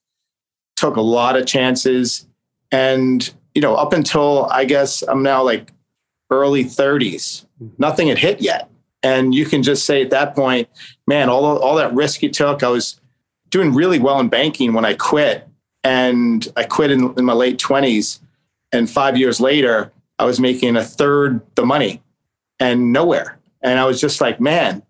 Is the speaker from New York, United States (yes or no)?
yes; New York City, New York, United States; I grew up in Staten Island, New York